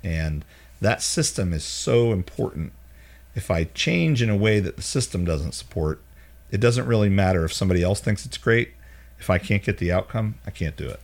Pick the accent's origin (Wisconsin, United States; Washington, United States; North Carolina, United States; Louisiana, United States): North Carolina, United States; Charlotte; now in Birmingham, United States; we grew up in Charlotte